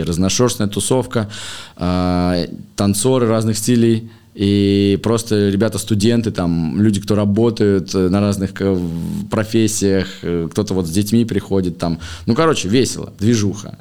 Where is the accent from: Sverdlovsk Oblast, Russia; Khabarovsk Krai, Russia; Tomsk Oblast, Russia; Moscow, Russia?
Moscow, Russia; в 2005 году, мне было лет 10, мы переехали в Москву из Подмосковья. А, вот я учился в школе, закончил школу